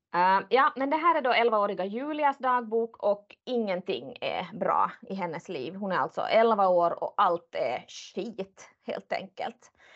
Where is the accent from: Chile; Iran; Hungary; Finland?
Finland; som finlandssvensk.